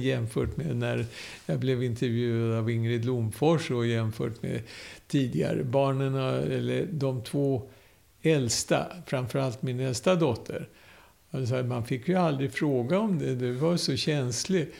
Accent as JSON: {"language": "Swedish", "country": "Sweden", "tie": "born or raised there", "also_born_or_lived": "Mannheim, Germany / Visby, Sweden"}